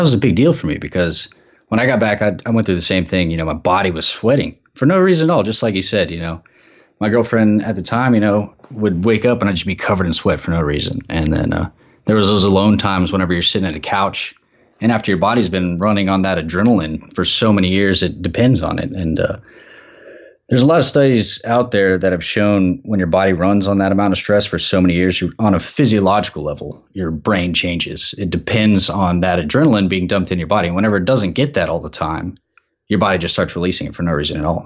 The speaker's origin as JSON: {"language": "English", "region": "Texas", "country": "United States", "said": "I'm from Texas"}